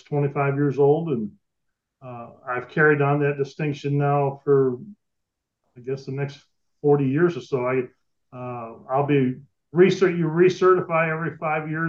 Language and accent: English; Rockford, Illinois, United States; I did mine at Rockford since I was from Rockford